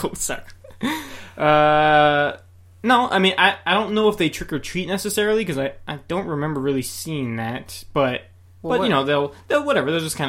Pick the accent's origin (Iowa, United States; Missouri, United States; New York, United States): New York, United States; accent: New York; See, this is why I like my New York accent